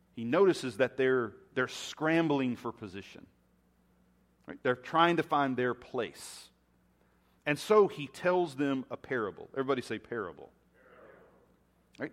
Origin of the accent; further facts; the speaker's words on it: United States; being American